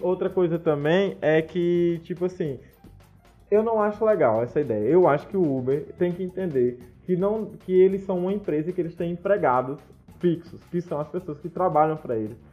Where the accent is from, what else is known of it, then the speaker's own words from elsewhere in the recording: Brazil; enquanto brasileiros